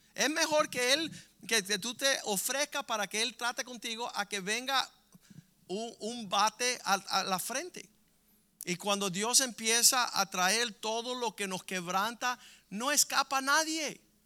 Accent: Cuba

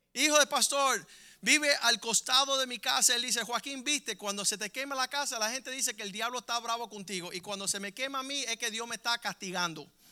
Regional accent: Cuba

